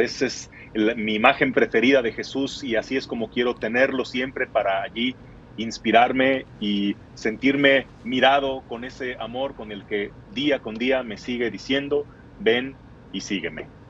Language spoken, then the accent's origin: Spanish; Guadalajara, Jalisco, Mexico; soy de la Perla Tapatía, de Guadalajara, Jalisco